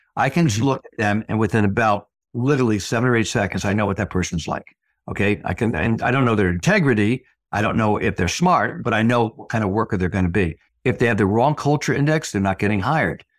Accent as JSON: {"language": "English", "town": "Fairfield", "region": "Connecticut", "country": "United States", "tie": "born or raised there", "said": "I practice in my hometown, two hundred years from where I went to high school"}